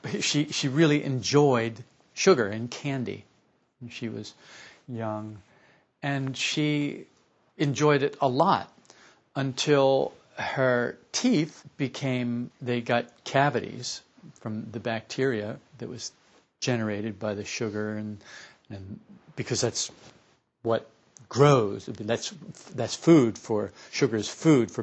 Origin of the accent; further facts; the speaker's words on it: Camden, New Jersey, United States; I was born in Camden, New Jersey, to a couple of Catholic parents. And we lived in a brownstone house